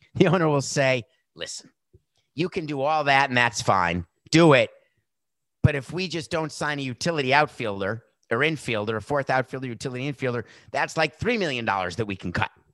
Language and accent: English; Milwaukee, Wisconsin, United States; I was born in Milwaukee